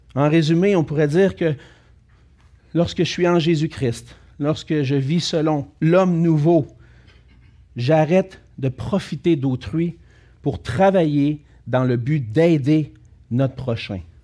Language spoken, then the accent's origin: French; Quebec, Canada; on est des Canadiens français. des Québécois français du Canada